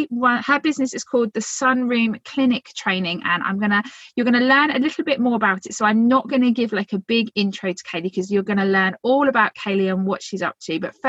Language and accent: English; Phoenix, Arizona, United States; from Phoenix, and I've been a chiropractor and therapist for over 20 years.